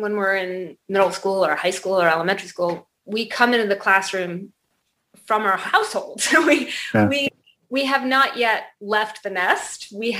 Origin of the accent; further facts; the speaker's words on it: Colorado, United States; born there; I was born in Colorado, but my parents were divorced when I was 9 months old and I was raised by my mom and she kind of couldn't sit still.